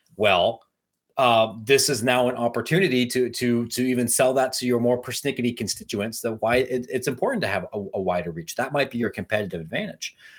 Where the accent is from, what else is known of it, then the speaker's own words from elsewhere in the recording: Midwest, United States; I'm a Midwesterner